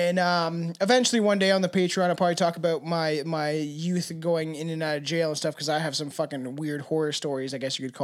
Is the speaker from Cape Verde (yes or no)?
no; Canada; I also have a terrible accent because I'm Canadian